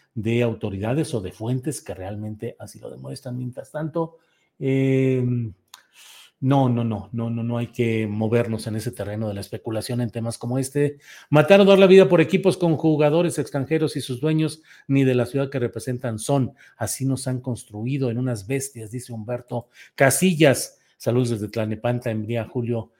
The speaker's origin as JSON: {"language": "Spanish", "town": "Torreón", "region": "Coahuila", "country": "Mexico", "tie": "born or raised there", "said": "soy oriundo de Torreón, Coahuila"}